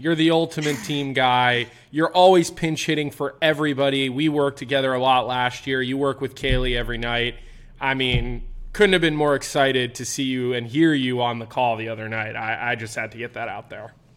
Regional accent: East Coast, United States; I'm from the East Coast

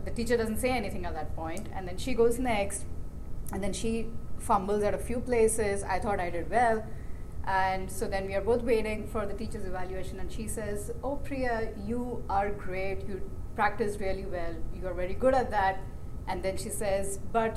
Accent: Mumbai, Maharashtra, India; moved away; we grew up in Bombay

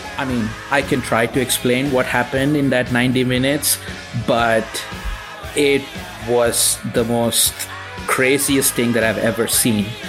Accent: Tirunelveli, Tamil Nadu, India; moved away as an adult; I was born in India to to moderate middle class parents in a in a small town called Tirunelveli. That's in South India.

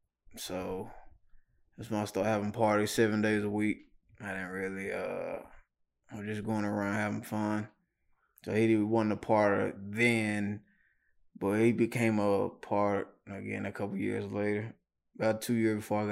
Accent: Knoxville, Tennessee, United States; Yeah, right here in Knoxville.

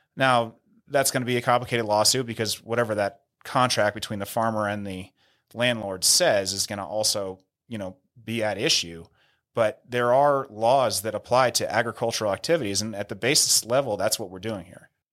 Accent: near San Rafael, Northern California, United States; moved away as an adult; now in Denver, United States; San Rafael High School in San Rafael, which is one town over from where I grew up

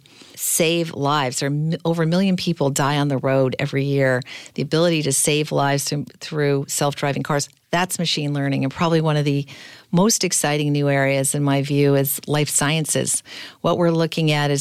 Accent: Manchester, North West England, United Kingdom; moved away; I was recently actually back in my hometown in Manchester

